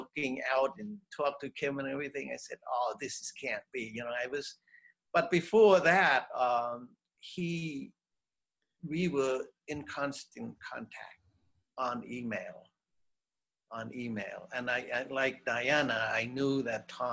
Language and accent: English; Cambodia; moved away; I'm from Cambodia